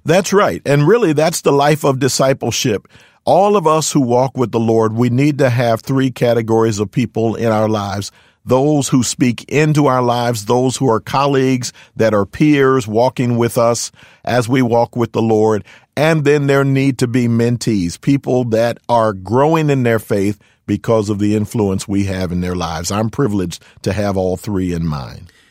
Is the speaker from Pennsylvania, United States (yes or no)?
yes; Philadelphia, Pennsylvania, United States; moved away as an adult; also born or lived in California; now in Fremont, United States; I'm born and raised in Philadelphia, PA, Spent my first 31 years there